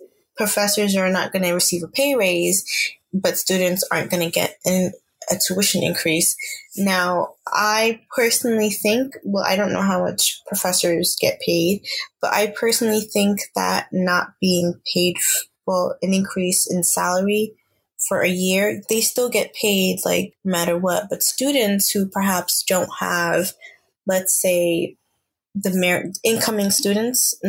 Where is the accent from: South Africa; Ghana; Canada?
Ghana; now in United States; I'm Ghanaian.